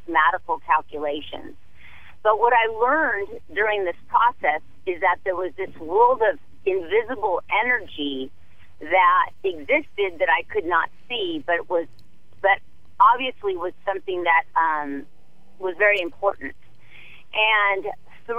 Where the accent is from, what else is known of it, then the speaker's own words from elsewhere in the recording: Manhattan Beach, California, United States; I grew up in Manhattan Beach